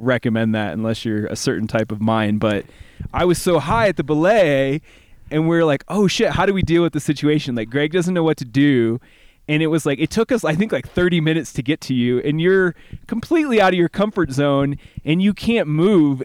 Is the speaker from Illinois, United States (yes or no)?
yes; Bloomington, Illinois, United States; moved away; I'm from Bloomington, Illinois